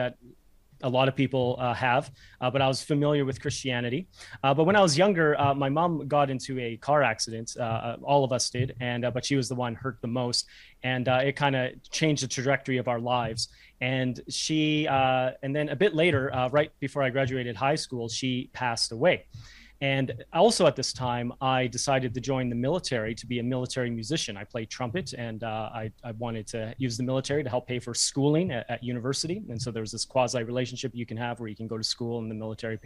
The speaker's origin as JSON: {"language": "English", "town": "Edmonton", "region": "Alberta", "country": "Canada", "tie": "born or raised there", "also_born_or_lived": "Quebec", "accent": "Canadian", "moved": "as an adult", "lives_now": "Auckland, New Zealand", "said": "My accent, you might have noticed, is from Canada. I'm from a place called Edmonton, Alberta. And so I grew up there, and then we moved 10 years ago to New Zealand."}